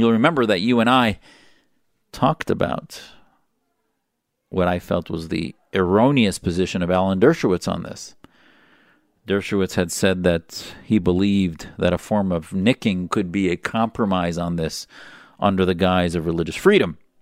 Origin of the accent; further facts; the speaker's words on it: Wisconsin, United States; my identity as a Wisconsinian, the state I was from.